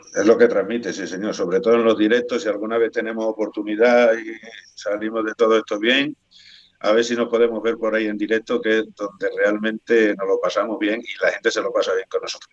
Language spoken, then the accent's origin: Spanish; Spain; accent: Spanish; qué acento le vamos a poner si somos acento español